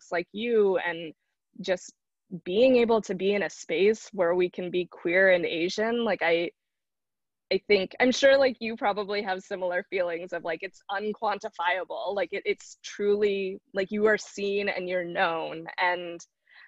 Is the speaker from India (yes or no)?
yes; South India, India; I'm from Southern India